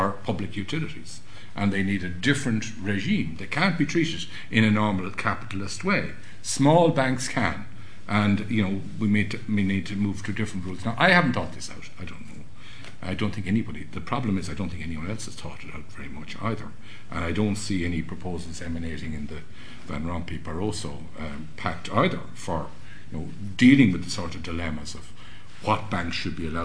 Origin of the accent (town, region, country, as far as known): Ireland